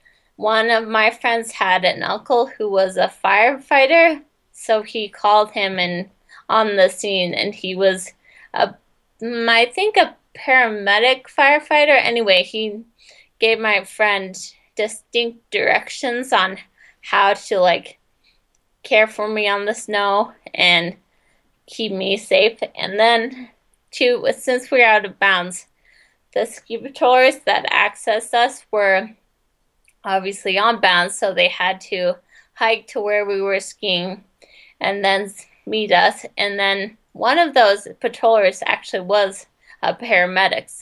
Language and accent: English; Colorado, United States; moved away as an adult; also born or lived in Jackson Hole, Wyoming; I grew up in Colorado